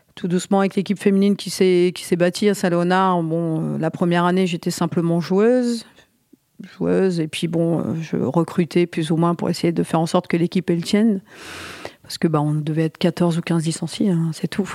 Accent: Côte d'Opale, Hauts-de-France, France; born or raised there

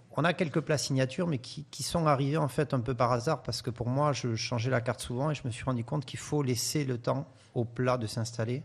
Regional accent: France; je suis issu des Pyrénées

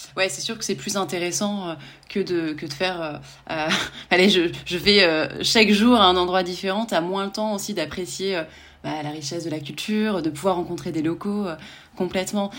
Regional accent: France; en tant que en tant que Français

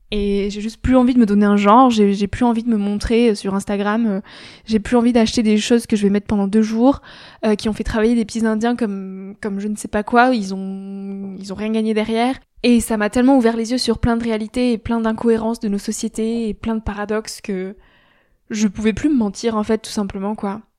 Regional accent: France; je suis française, je garde toutes mes habitudes françaises

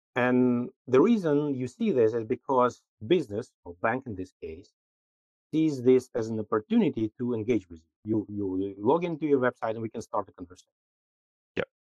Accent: Minsk, Belarus; moved away as an adult; also born or lived in Amsterdam, Netherlands; I'm originally from Minsk, Belarus, but pretty early in my career, I moved to Amsterdam, to the Netherlands

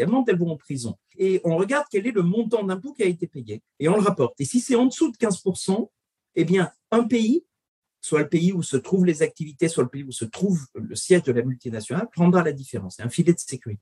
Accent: France; Nous, on est français

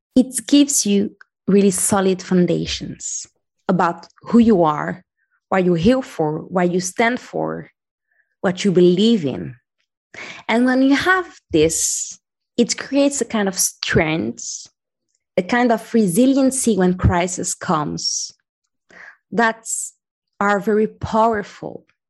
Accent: Morocco; moved away as an adult; also born or lived in France / London / Taipei / Paris; now in Valencia, Spain; I grew up in Morocco

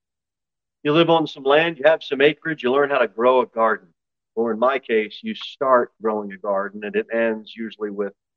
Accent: United States; American Christians

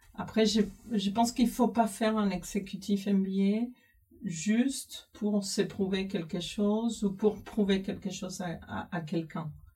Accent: Cuba; moved away as an adult; now in France; j'ai grandi à Cuba, j'ai fait euh, tous toutes mes études à Cuba

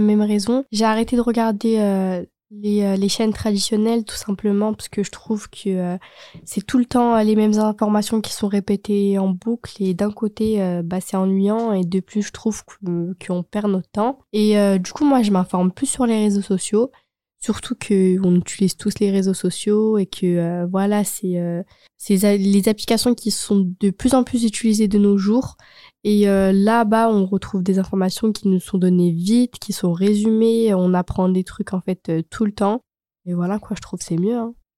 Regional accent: Chambéry, Auvergne-Rhône-Alpes, France; je suis pas à Lyon, je suis de Chambéry

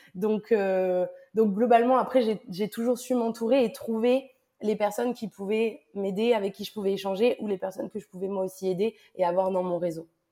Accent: south of France, France; moved away; also born or lived in Lyon / Paris / Montreal / Glasgow; Je suis originaire du sud de la France et puis j'ai vécu euh, à Lyon, à Paris, un petit peu à Montréal et à Glasgow.

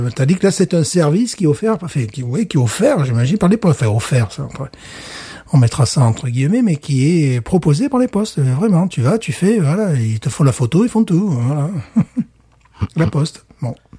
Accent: France; je suis français

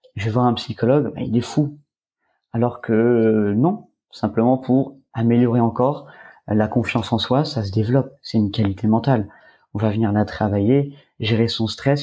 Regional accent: Var, Provence-Alpes-Côte d'Azur, France; je suis originaire du Var

